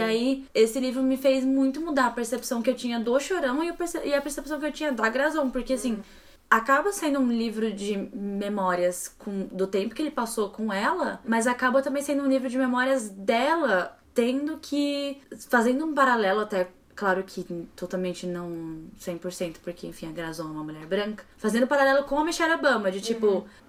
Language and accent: Portuguese; ABC, São Paulo, Brazil; also born or lived in Northeast Brazil; Eu cresci no ABC. Enfim, eu nasci no ABC, morei no Nordeste, depois voltei pra ABC